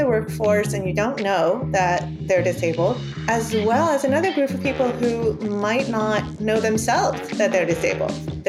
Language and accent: English; Maryland, United States; first language Spanish; English is a second language; I'm Cuban and Puerto Rican. I was born and raised in Maryland in the United States. My parents taught me Spanish as my first language.